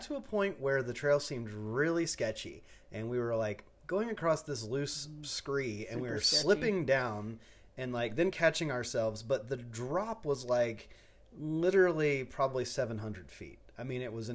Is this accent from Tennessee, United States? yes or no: yes; Nashville, Tennessee, United States; moved away as an adult; now in Los Angeles, United States; I grew up in Nashville, Tennessee